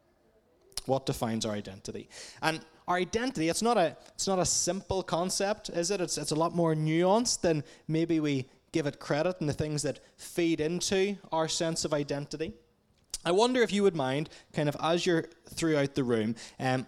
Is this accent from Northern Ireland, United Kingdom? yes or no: yes; Portadown, Northern Ireland, United Kingdom; moved away as an adult; now in Dublin, Ireland; I'm originally from Portadown, but I've been based in Dublin, Ireland for the last 7 years or so.